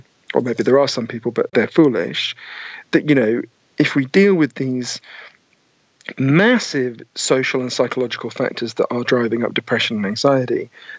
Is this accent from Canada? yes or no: no; United Kingdom; accent: Downton Abbey voice; also born or lived in East London / United States